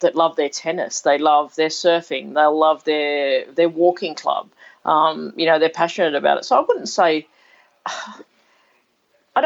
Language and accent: English; Cowra, New South Wales, Australia; also born or lived in Sydney, Australia; we moved out to Cowra when I was, I was seven